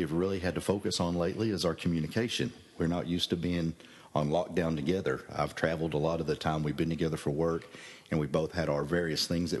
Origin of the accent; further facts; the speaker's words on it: Oklahoma, United States; moved away